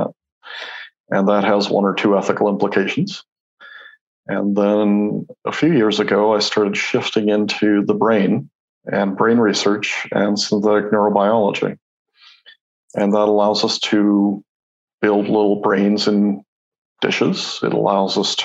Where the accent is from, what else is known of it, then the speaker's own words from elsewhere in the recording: Mexico; moved away; So I grew up in Mexico